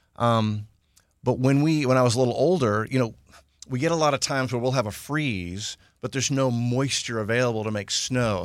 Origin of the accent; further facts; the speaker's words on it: Houston, Texas, United States; I grew up in Houston. Uh, wasn't born here, but grew up, uh, almost, almost native